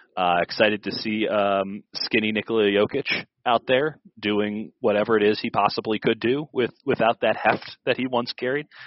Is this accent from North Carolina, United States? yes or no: no; Chicago, Illinois, United States; moved away; I grew up in Chicago